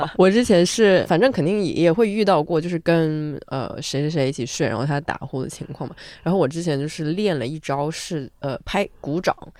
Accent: southern China, China; moved away; 我作为一个南方人，我觉得我在北方真的非常敏感

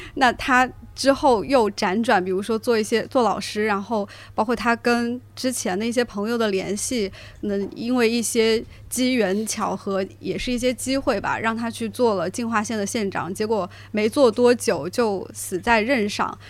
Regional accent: Huaihua, Hunan, China; 就我家乡是怀化

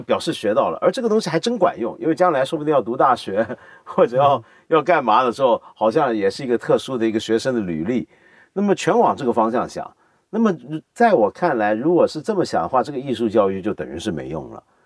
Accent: Taiwan; 因为小时候在台湾，我父母都在香港，我是外公外婆带大的

